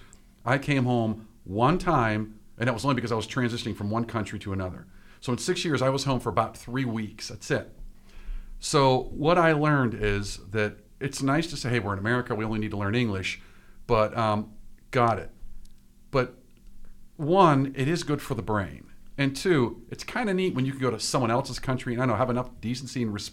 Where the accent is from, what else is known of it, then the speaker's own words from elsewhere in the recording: Pittsburgh, Pennsylvania, United States; I grew up in Bloomfield when it was really Little Italy